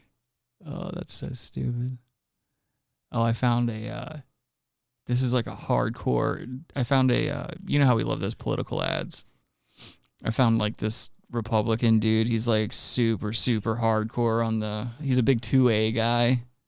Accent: United States; I'm American

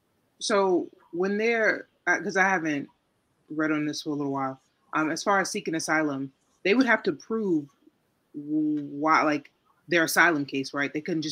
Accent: Virginia, United States; moved away as an adult; now in New York, United States; here in New York, again, I'm originally from Virginia, but just after relocating here, or maybe staying here temporarily

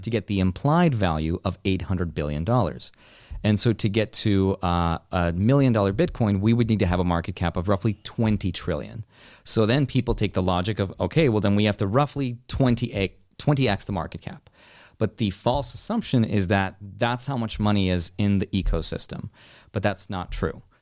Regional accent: Russia; moved away; I was born in Russia

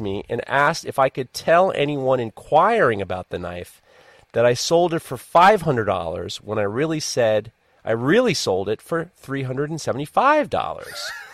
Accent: New York, United States; I'm from New York

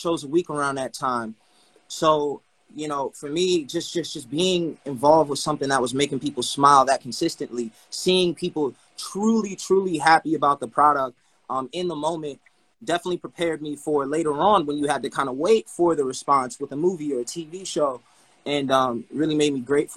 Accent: New York City, New York, United States; I'm from Brooklyn originally, and I did 3 Broadway plays from the age of 10 to 13

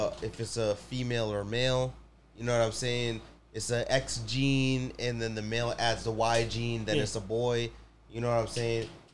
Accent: Jamaica; moved away; I was born in Jamaica.

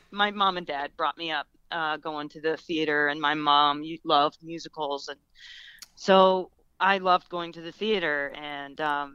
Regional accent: Peoria, Illinois, United States; I grew up in Peoria, Illinois

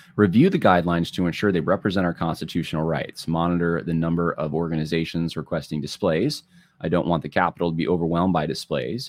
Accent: outside of LA, California, United States; now in New York, United States; I was born actually in California, which, uh, the, outside of L A, very progressive area

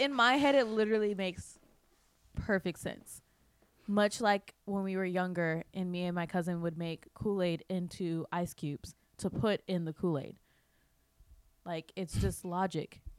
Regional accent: Midwest, United States; moved away; I grew up in the Midwest

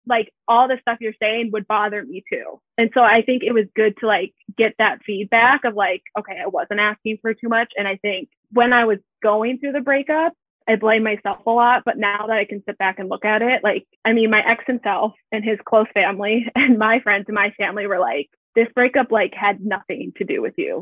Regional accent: Minneapolis–Saint Paul, Minnesota, United States; I am from the Twin Cities in Minnesota. And I grew up here. So I've been here my whole life.

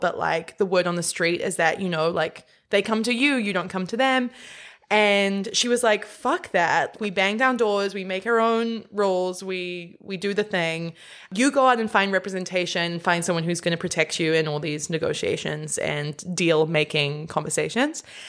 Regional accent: New Zealand; born or raised there

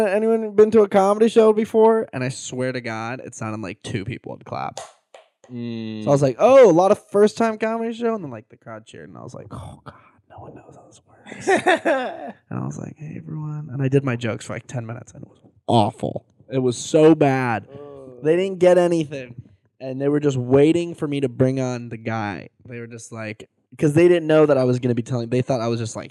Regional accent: San Diego, California, United States; yeah, that's my hometown

